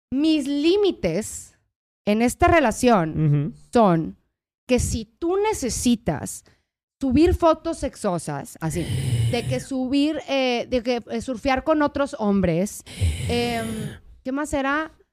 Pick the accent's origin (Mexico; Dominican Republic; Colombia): Mexico; northern Mexico; Pero en el norte haz de cuenta que traemos, güey, maracas.